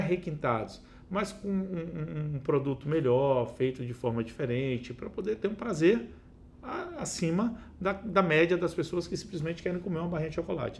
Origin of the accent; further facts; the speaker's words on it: Itabuna, Bahia, Brazil; also born or lived in Uberlândia; now in Vitória, Brazil; Eu nasci em Itabuna